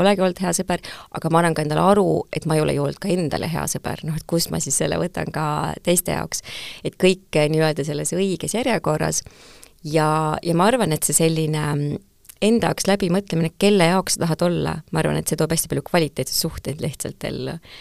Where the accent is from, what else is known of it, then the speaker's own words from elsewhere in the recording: Tartu, Tartu County, Estonia; ma kasvasin väikses Tartus, minu lapsepõlv oli väga õnnelik